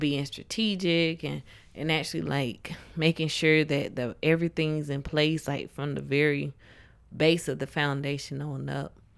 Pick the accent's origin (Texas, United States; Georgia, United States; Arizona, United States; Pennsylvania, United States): Georgia, United States; I was born here in Georgia